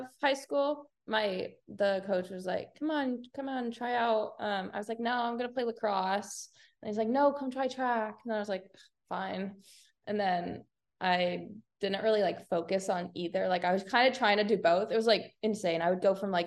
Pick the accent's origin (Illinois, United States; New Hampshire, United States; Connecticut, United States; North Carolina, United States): Connecticut, United States; now in Florida, United States; I'm from Connecticut.